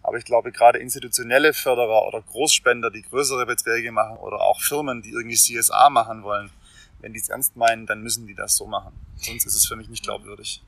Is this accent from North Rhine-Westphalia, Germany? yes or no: no; Swabia, Baden-Württemberg, Germany; ich bin ja Schwabe